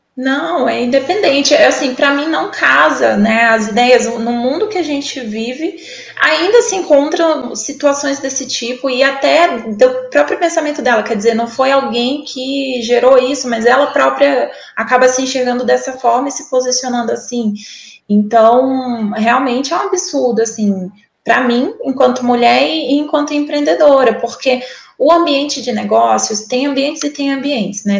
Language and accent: Portuguese; Porto Velho, Rondônia, Brazil; moved away as an adult; voltar para minha terra, né? Igual minhoca, voltar para minha terra, estar tá aqui com a família